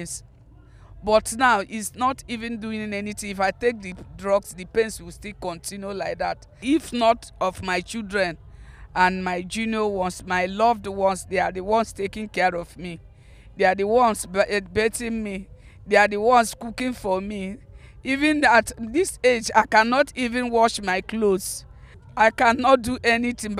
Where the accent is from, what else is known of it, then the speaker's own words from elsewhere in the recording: Omoku, Rivers State, Nigeria; from River State of Nigeria. I am from Omok Town, from Onelga